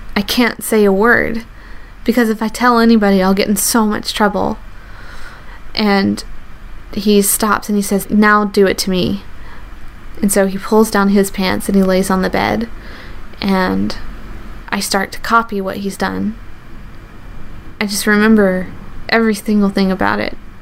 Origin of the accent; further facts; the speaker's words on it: the South, United States; I grew up in the South